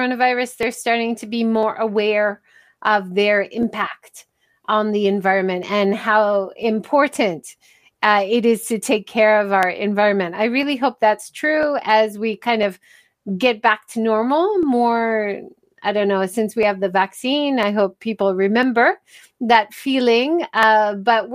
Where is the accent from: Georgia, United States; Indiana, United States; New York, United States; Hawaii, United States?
Hawaii, United States; I grew up in Hawaii